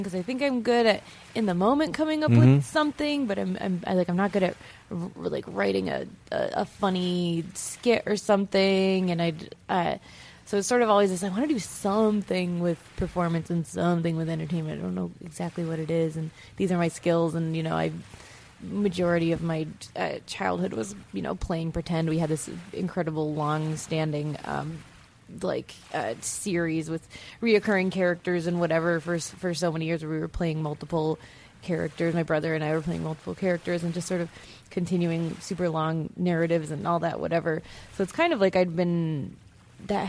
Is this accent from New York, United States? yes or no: yes; Fredonia, New York, United States; SUNY Fredonia, which is my hometown